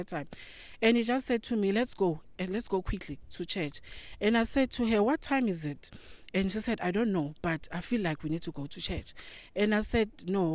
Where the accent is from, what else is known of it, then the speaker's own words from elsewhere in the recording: South Africa; I come from South Africa.